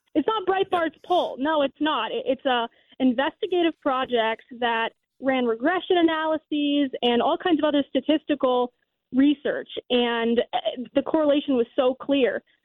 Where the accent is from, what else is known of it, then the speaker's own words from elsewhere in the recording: Florida, United States; I'm from Florida